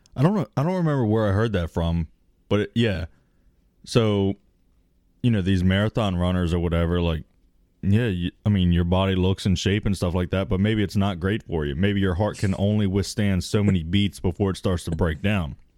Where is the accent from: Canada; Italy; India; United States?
United States; I'm American